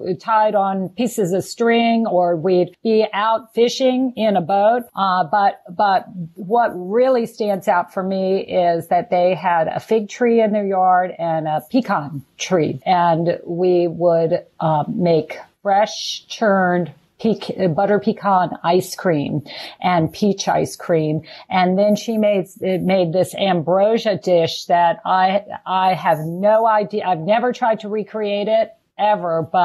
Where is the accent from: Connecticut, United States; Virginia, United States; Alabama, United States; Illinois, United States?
Virginia, United States; Richmond; I grew up in Richmond